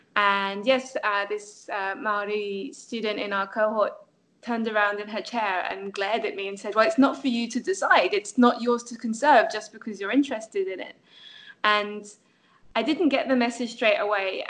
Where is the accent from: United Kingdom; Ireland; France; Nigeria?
France; moved away; I grew up in France. I was educated in France